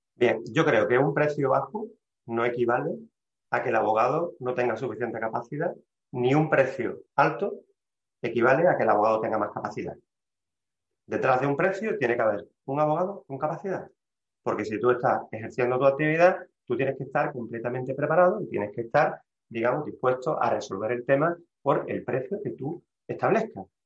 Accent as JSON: {"language": "Spanish", "town": "Seville", "region": "Andalusia", "country": "Spain", "said": "soy un abogado sevillano"}